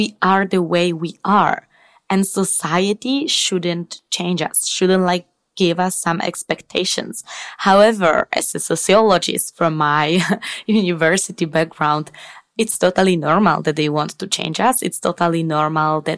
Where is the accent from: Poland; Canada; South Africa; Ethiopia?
Poland; moved away as an adult; now in Spain; I'm originally from Poland